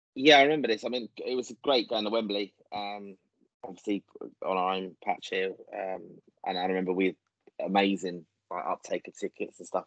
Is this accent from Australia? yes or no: no; Ireland; Irish fans